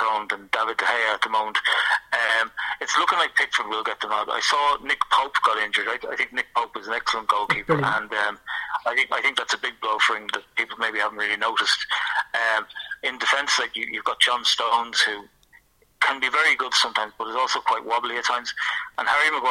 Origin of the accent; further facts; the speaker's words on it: Ireland; as an Irishman